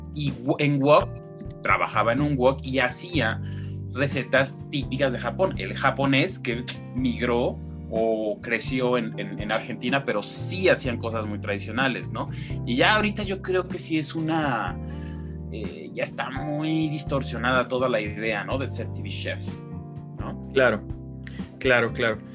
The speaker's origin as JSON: {"language": "Spanish", "country": "Mexico", "said": "nosotros como mexicanos, todos tenemos una de esas máquinas en casa"}